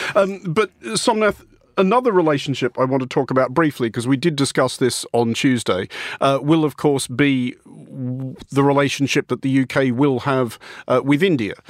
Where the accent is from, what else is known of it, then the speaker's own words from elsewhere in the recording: Australia; moved away; at home where I come from announcing myself as Irish or Irish Australian